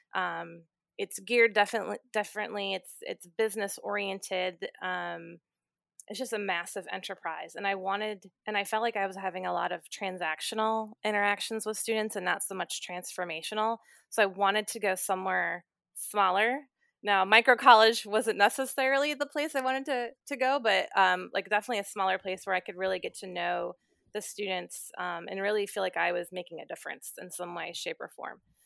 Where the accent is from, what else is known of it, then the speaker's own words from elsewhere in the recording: near Cleveland, Ohio, United States; moved away as an adult; also born or lived in Philadelphia; now in Lancaster, United States; I grew up near Cleveland, Ohio